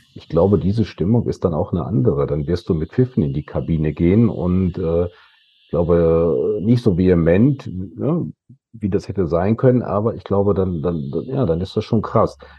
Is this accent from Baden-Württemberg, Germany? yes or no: no; Datteln, North Rhine-Westphalia, Germany; wenn du hier in der Siedlung, ich komme ja aus Datteln, groß geworden bist